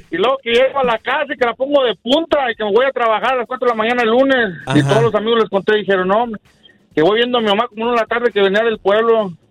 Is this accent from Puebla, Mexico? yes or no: no; Tamazula, Jalisco, Mexico; en el centro, soy de San Vicente, pero Tamazula del pueblito.